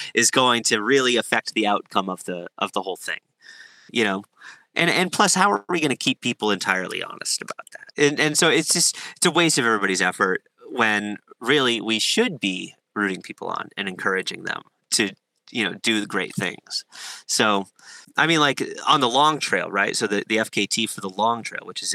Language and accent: English; Massachusetts, United States; I'm from Massachusetts. I have a ton of friends in Massachusetts